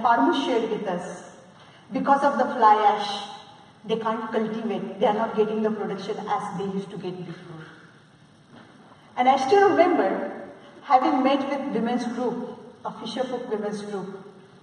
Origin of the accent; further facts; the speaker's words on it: Maharashtra, India; I'm coming from India and that region of Maharashtra, which is part of Western Ghat.